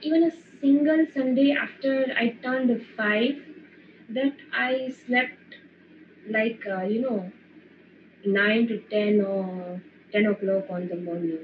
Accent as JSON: {"language": "English", "town": "Morbi", "region": "Gujarat", "country": "India", "said": "I'm from Morbi in the Gujarat"}